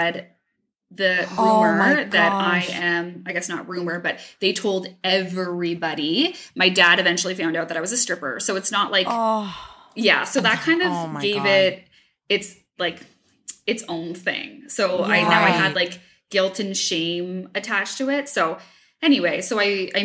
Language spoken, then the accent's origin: English; Hamilton, Ontario, Canada; I'm from Hamilton